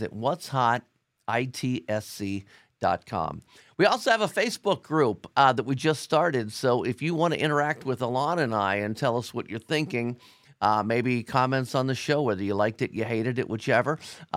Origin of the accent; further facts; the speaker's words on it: Cincinnati, Ohio, United States; I'm from Cincinnati